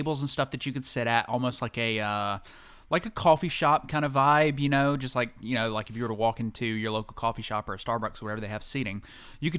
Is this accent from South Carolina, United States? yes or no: yes; Anderson, South Carolina, United States; I'm from Anderson